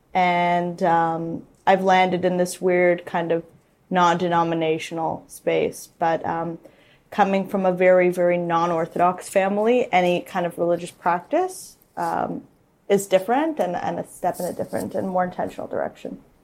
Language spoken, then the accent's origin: English; Toronto, Ontario, Canada; I grew up in Toronto in the Jewish parochial system.